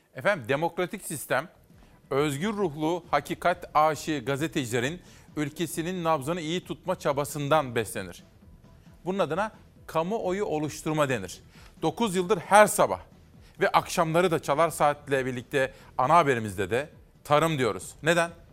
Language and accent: Turkish; Simav, Kütahya, Turkey; moved away; doğup büyüdüğüm Simav'daki mahallemdeki